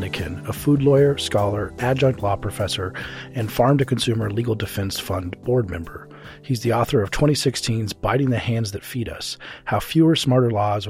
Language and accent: English; Denver, Colorado, United States; my hometown of Denver, Colorado